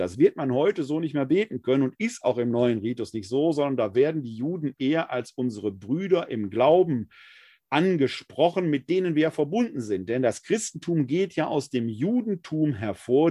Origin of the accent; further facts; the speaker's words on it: Essen, North Rhine-Westphalia, Germany; in meiner Heimatgemeinde St. Clemens Maria Hofbau in Essen-Altendorf war es für uns als Jugendliche